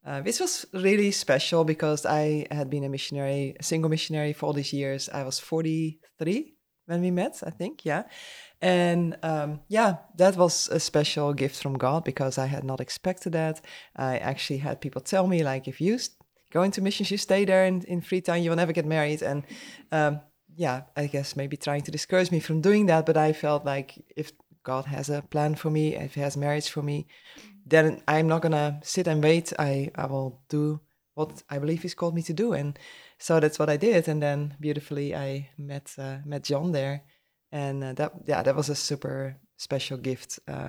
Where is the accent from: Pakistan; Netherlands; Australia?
Netherlands; English is a second language; now in Atmore, United States; so we are in Atmore, Alabama. I'm originally from the Netherlands, and we got married about almost 8 years ago now.